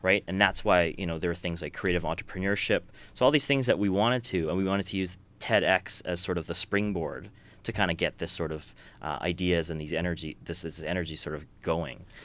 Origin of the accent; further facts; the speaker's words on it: Edmonton, Alberta, Canada; we're from Edmonton